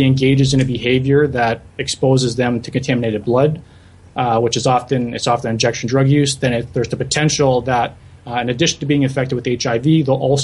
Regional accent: St. Catharines, Ontario, Canada; moved away as an adult; also born or lived in Guelph; now in Montreal, Canada; I was born and raised in the Niagara region in St. Catharines

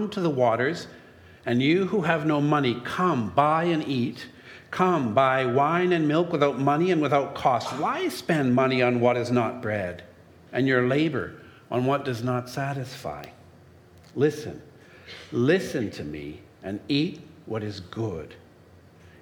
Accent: Timmins, Ontario, Canada; growing up in Timmins

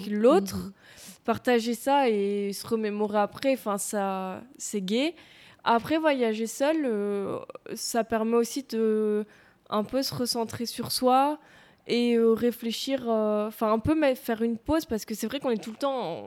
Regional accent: Tournai, Wallonia, Belgium; moved away as an adult; now in Louvain-la-Neuve, Belgium; j'ai vécu là et que j'ai connu que ça pendant mon enfance

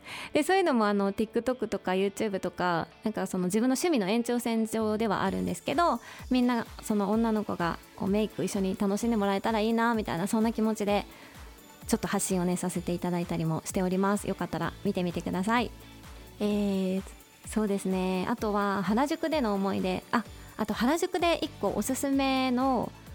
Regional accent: Tokushima, Japan; also born or lived in Melbourne, Australia; now in Tokyo, Japan; 私実は徳島県出身なんですね

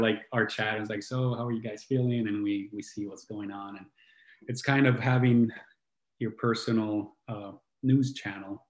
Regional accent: Italy; I grew up in Italy

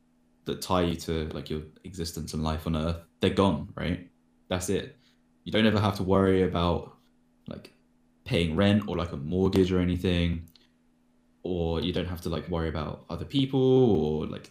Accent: London, United Kingdom; I grew up in London

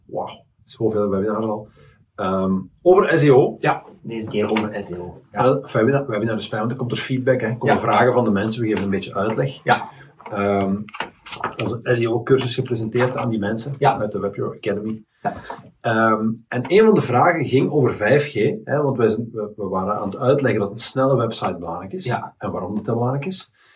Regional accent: Leuven, Flanders, Belgium; moved away; Ik ben van Leuven afkomstig

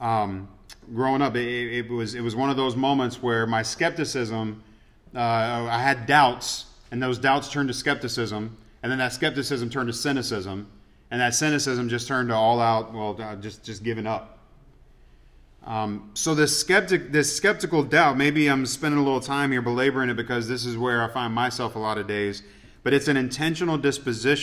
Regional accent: Atlanta, Georgia, United States; moved away; I grew up in Atlanta, so it's like all my Atlanta teams, I'm used to disappointment

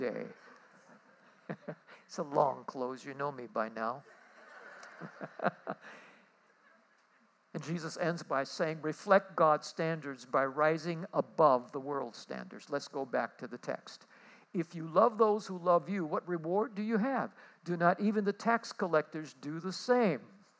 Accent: Honolulu, Hawaii, United States; I come from Kalihi.

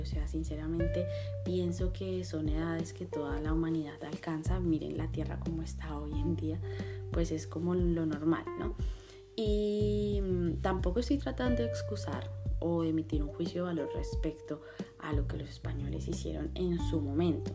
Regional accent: Colombia; tenemos como colombianos

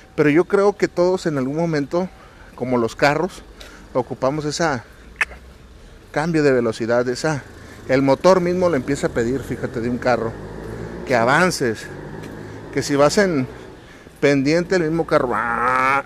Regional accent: Mexico; mes patrio acá en mi país

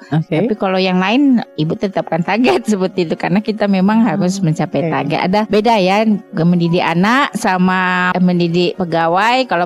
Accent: Palembang, South Sumatra, Indonesia; also born or lived in Lampung; now in Padang, Indonesia; jadi ibunya ibu orang Pariaman, bapak orang Agam, cuma dipulahi di Palembang, besarnya di Palembang dan di Lampung.

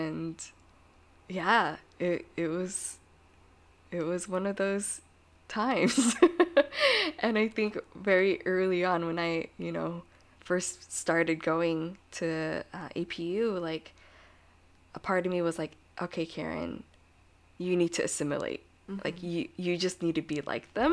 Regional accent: United States; I was born here and I'm American

